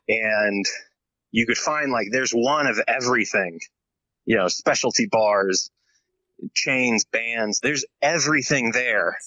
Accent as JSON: {"language": "English", "town": "Tallahassee", "region": "Florida", "country": "United States", "tie": "born or raised there", "said": "where I grew up in Florida in Tallahassee, uh, I was pretty much in a similar sort of like neighborhood"}